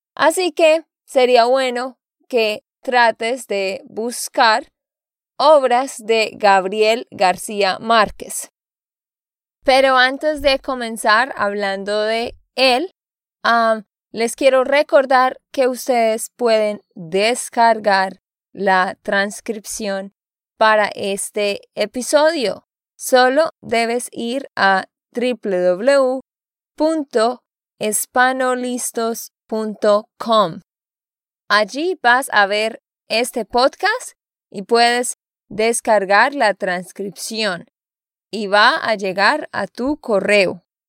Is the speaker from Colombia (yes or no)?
yes; Santander, Colombia; de Santander, Colombia